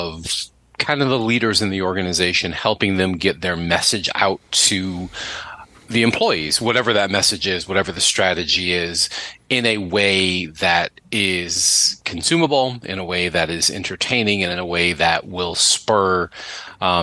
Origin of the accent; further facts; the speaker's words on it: Buffalo, New York, United States; moved away; also born or lived in Boston; I'm originally from Buffalo